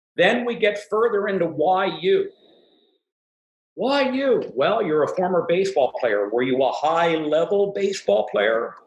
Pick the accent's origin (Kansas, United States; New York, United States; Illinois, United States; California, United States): California, United States; the Bay Area; I'm from the Bay Area